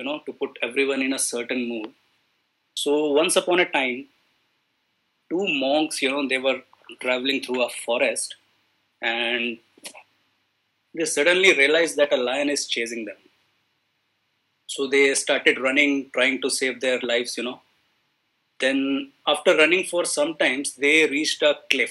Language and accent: English; India; I am from India